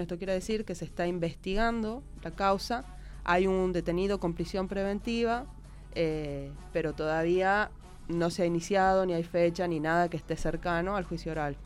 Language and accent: Spanish; Tucumán, Argentina; en Tucumán, de donde vengo yo